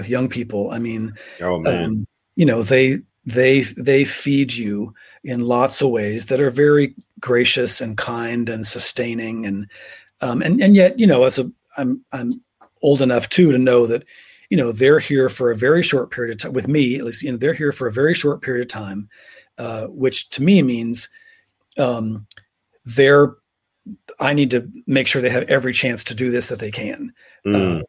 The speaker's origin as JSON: {"language": "English", "town": "Pomona", "region": "California", "country": "United States", "tie": "born or raised there", "said": "I was raised outside of Los Angeles, Pomona, California, kind of a suburb, but not, it certainly wasn't fancy, about 25 miles east of downtown"}